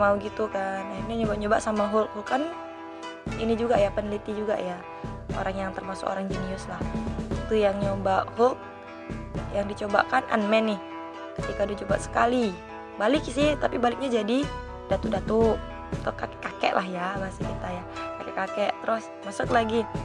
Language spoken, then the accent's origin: Indonesian; Bengkulu, Indonesia; aku sendiri dari Bengkulu